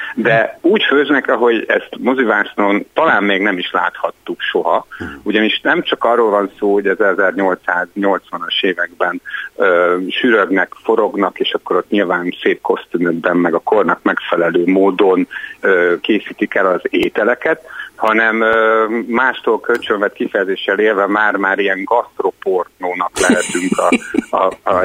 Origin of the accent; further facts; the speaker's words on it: Hungary; moved away as an adult; now in Budapest, Hungary; vidéken nőttem föl